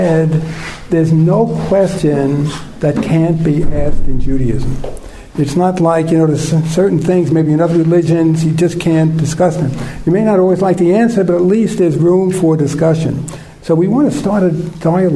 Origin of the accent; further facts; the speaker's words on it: United States; I'm from the States.